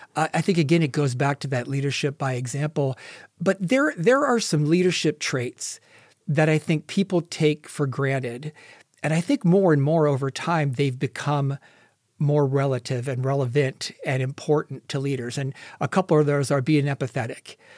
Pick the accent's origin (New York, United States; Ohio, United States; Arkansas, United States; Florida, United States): Ohio, United States; moved away as an adult; also born or lived in California; now in Las Vegas, United States; I grew up in Ohio and moved out to California